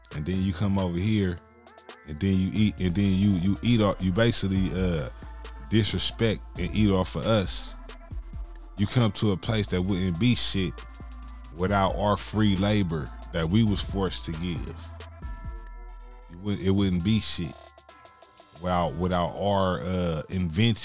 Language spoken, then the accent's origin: English; West Coast, United States; I'm from the West Coast, but the foundation is in the South